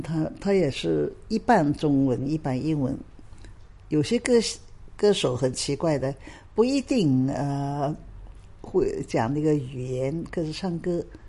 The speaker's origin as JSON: {"language": "Chinese", "region": "Shanghai", "country": "China", "tie": "born or raised there", "moved": "yes", "lives_now": "Hong Kong", "said": "那个时候当然是上海了"}